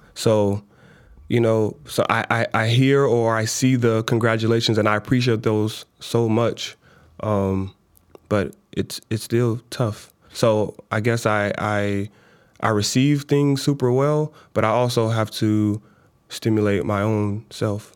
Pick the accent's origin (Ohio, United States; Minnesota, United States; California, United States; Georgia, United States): Minnesota, United States; also born or lived in Chicago, Illinois; she moved us from Chicago to Minnesota